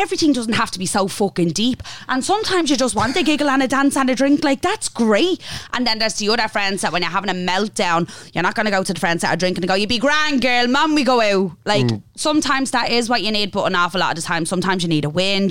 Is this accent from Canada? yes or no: no; Dublin, Leinster, Ireland; I grew up in Finglas.